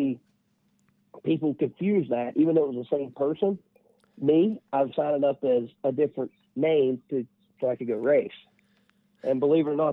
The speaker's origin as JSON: {"language": "English", "town": "West Union", "country": "United States", "tie": "born or raised there", "said": "everybody I grew up with around West Union"}